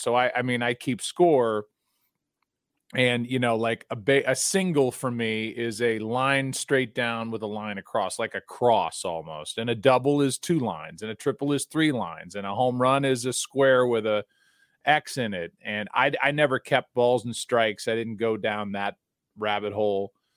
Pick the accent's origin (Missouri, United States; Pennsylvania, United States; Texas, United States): Missouri, United States; St. Louis; I'm from Saint Louis